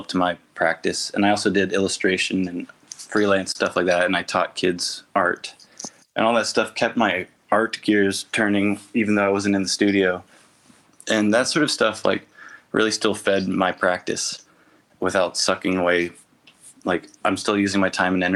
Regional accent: Tennessee, United States; being an artist from Tennessee

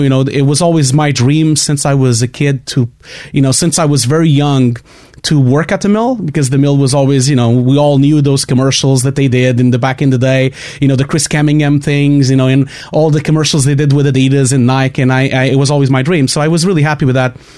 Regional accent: Portugal; English is a second language; I have a terrible accent. I can't really avoid it. I'm from Portugal.

